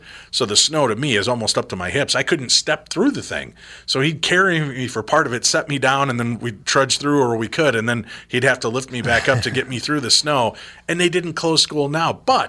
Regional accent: Illinois, United States; I grew up in Illinois, and I don't remember having a whole lot of snow days.

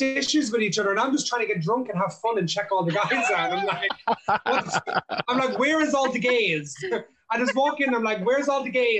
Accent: Ireland; I grew up in, I'm from an Irish traveler, like gypsy background. So that's like my ethnical background, if you know what I mean. So I'm an Irish man

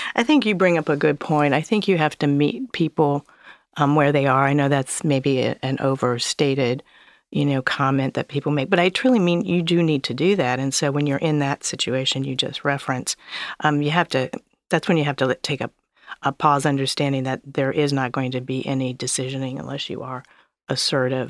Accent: Columbus, Ohio, United States; I grew up in Columbus, Ohio

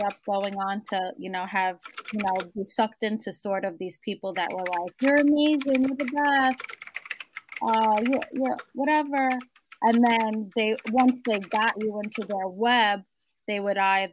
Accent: New York City, New York, United States; I grew up in Howard Beach, Queens, in New York City.

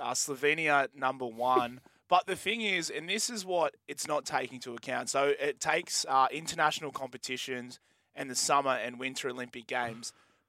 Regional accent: Ireland; And I'm still Irish.

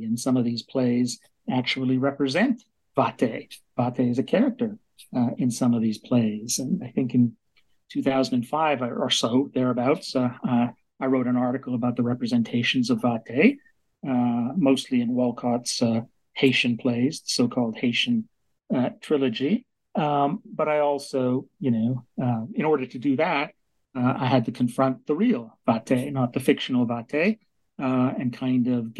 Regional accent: Vancouver, British Columbia, Canada; I grew up in Vancouver, British Columbia, Canada.

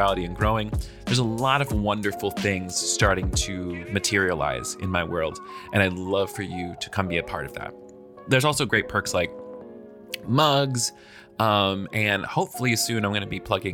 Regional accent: the South, United States; I'm from the South

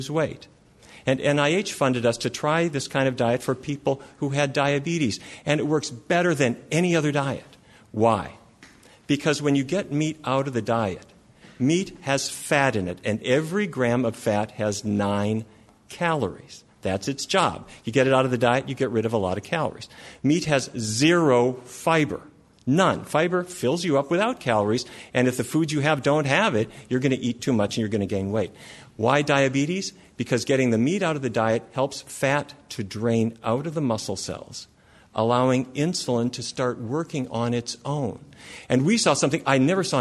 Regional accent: Fargo, North Dakota, United States; I grew up in Fargo, North Dakota, and I come from a long line of cattle ranchers

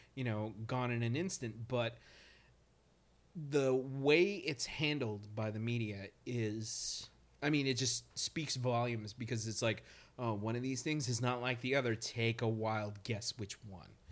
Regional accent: Nebraska, United States; now in Brooklyn, United States; I'm from Nebraska, by the way, but I live in Brooklyn, so I consider myself a Brooklynite

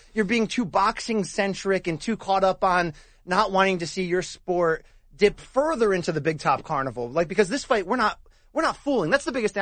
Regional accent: Connecticut, United States; I grew up in Connecticut

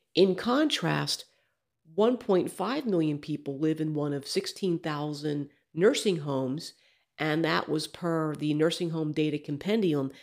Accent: Alabama, United States; my home state of Alabama

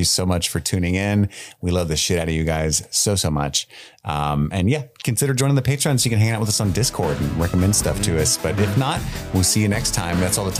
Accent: United States; I'm an American.

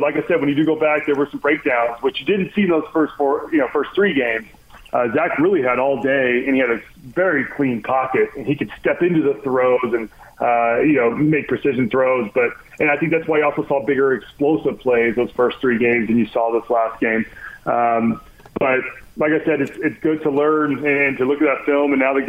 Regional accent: Texas, United States; now in Utah, United States; I'm from Texas

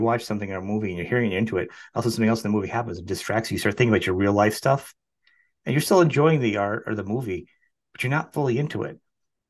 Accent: New England, United States; I come from New England

